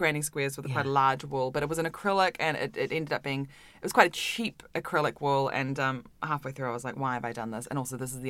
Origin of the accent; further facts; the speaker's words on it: Auckland, New Zealand; moved away; Auckland in New Zealand. Yeah. So I grew up